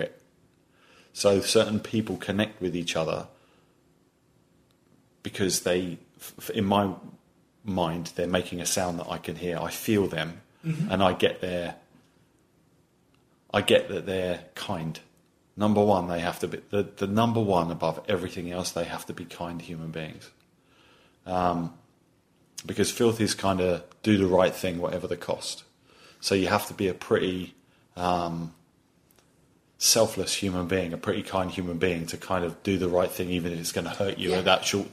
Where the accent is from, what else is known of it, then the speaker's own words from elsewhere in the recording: England, United Kingdom; moved away as an adult; now in United States; you can tell from my accent, I'm not from these parts, right? So in England